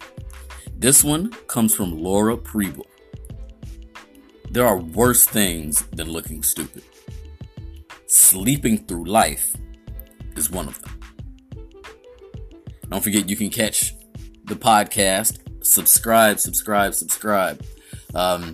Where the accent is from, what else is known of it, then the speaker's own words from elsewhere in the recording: Indiana, United States; now in Florida, United States; I'm originally from Indiana